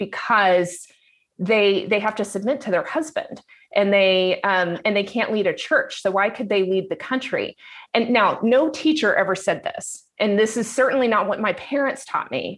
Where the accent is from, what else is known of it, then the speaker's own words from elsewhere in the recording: Dallas, Texas, United States; I grew up in the Dallas, Texas area, actually north of Dallas, in at the time, a small community